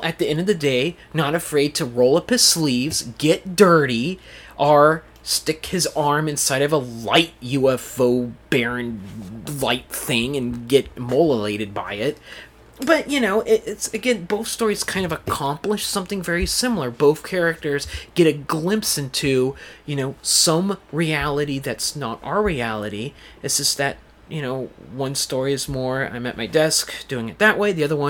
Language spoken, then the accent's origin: English; Clamo, Washington, United States; growing up in Clamo, Washington, I didn't want to say it, but it sort of reminds me of the setting of this, you know, being deep in the forest